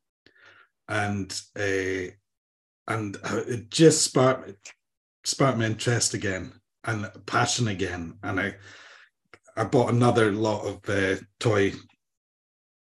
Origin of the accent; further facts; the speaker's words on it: Banffshire, Scotland, United Kingdom; also born or lived in Edinburgh; I was born in Edinburgh, 3 years in Edinburgh, moved up to a small hamlet in Banffshire.